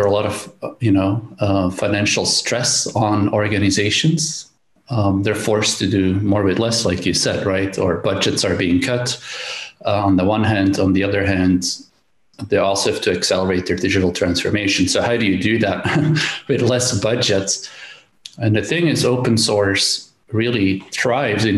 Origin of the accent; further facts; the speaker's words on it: Belgium; born and raised in Belgium.